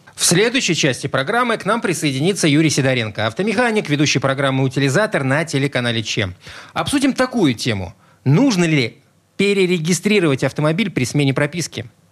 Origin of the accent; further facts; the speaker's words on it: Saint Petersburg, Russia; я родился в Петербурге.